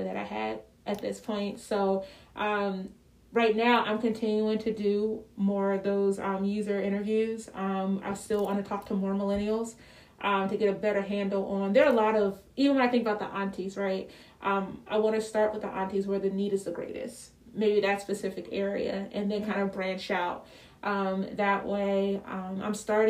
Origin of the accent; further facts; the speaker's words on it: Philadelphia, Pennsylvania, United States; I'm from Philly.